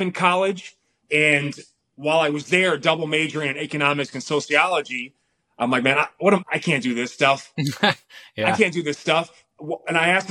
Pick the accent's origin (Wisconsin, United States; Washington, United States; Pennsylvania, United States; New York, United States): Wisconsin, United States; Milwaukee; now in Palm Springs, United States; Like, I live in Palm Springs, man. I'm from Milwaukee, Wisconsin.